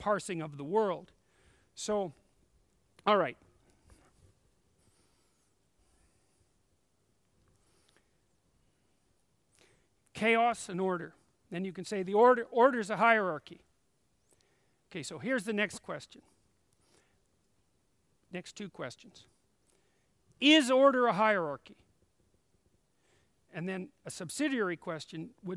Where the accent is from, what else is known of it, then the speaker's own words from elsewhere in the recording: Canada; I'm Canadian